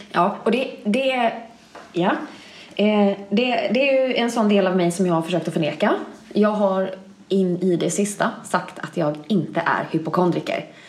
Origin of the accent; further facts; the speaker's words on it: Bankeryd, Jönköping County, Sweden; also born or lived in Linköping; now in Malmö, Sweden; säger jag Jönköping, Jönköping för att folk ska mm. förstå vart jag är från Bankeryd